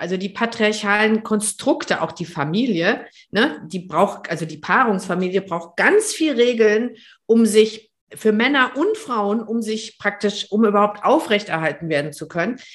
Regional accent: Germany

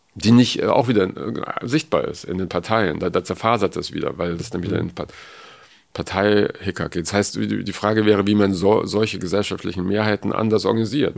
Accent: West Germany, Germany; Also ich bin aus dem Westen

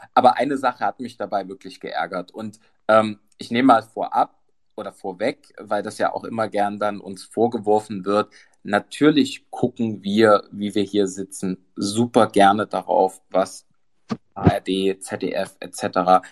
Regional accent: Dresden, Saxony, Germany; bin ja aus Dresden.

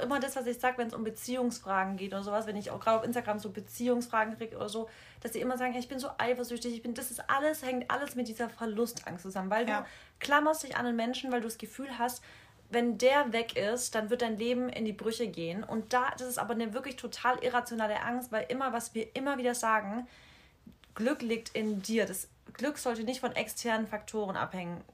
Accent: Freiberg, Germany; moved away; die Leute so aus Freiberg, wo ich herkomme, aus dem Dorf

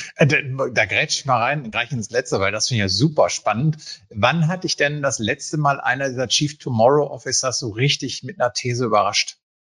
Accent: Münsterland, North Rhine-Westphalia, Germany; als gebürtiger Münsterländer

